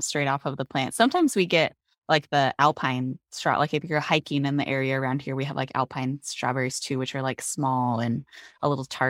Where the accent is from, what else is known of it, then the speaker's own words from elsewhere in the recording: north of the Denver metro area, Colorado, United States; we live, I mean, kind of in the north of the Denver metro area, but we still have lots of like irrigation ditches that lead to farms and stuff.